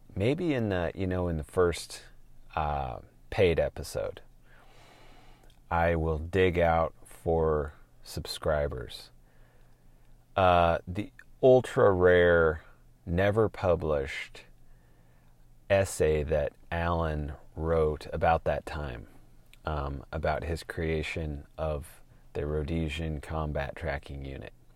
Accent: Portland, Oregon, United States; moved away as an adult; also born or lived in Utah; born and raised in Portland, seventh or eighth generation

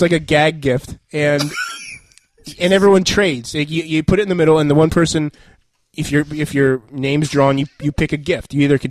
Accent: Vermont, United States; moved away as an adult; also born or lived in the South / New Jersey; I am from Vermont.

